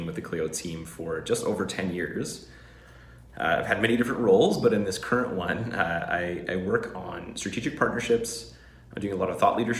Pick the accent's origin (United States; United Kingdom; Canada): Canada; Vancouver, British Columbia; my hometown is Vancouver, BC, Canada